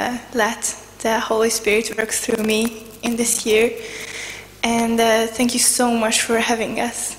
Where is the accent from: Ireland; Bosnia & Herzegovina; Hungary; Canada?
Hungary; I'm from Hungary